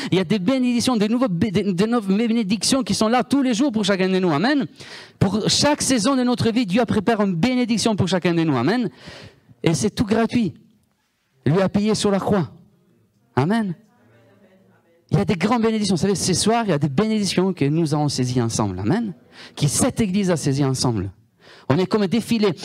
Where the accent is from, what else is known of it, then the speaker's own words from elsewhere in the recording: Italy; accent: Italian; French is a second language; moved away; Moi, je viens de l'Italie